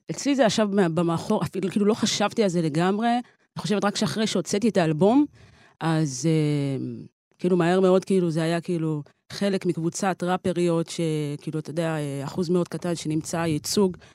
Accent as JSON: {"language": "Hebrew", "town": "Nazareth Illit", "region": "Northern District", "country": "Israel", "tie": "born or raised there", "said": "בנצרת עילית."}